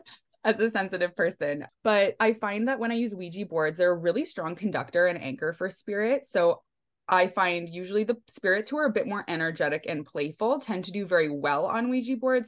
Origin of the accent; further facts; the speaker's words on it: Langley, British Columbia, Canada; We grew up in Walnut Grove, Langley, which is, like, outside of Vancouver